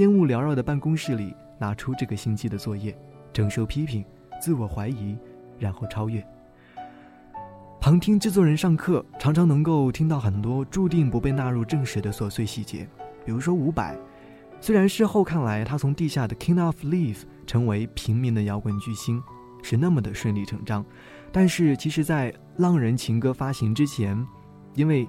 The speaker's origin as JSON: {"language": "Chinese", "country": "Taiwan", "said": "身为台湾人，我本来就是 KTV 动物"}